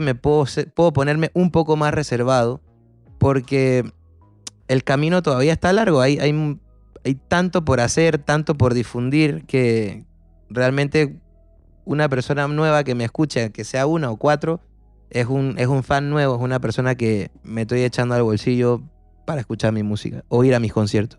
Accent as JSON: {"language": "Spanish", "country": "Panama", "said": "soy un cantautor panameño"}